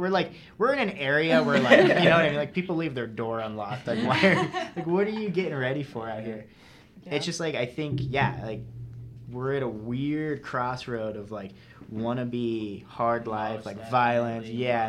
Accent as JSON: {"language": "English", "town": "Las Vegas", "region": "Nevada", "country": "United States", "tie": "born or raised there", "said": "I grew up in Vegas. And we were talking about this. I grew up in like a pretty nice part of Vegas."}